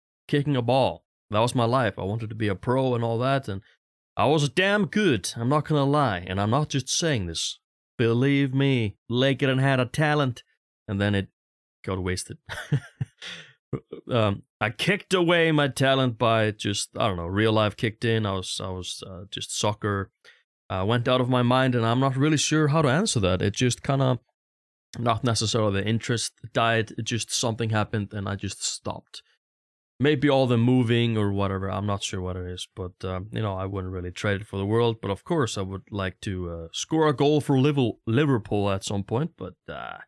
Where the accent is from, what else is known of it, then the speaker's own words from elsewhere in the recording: Stöðvarfjörður, Eastern Region, Iceland; moved away; also born or lived in Vogar, Iceland; I'm from a really tiny village on the east side of Iceland called Stöðvarfjörður. When I lived there, it was like 100, 120, maybe 150 people there.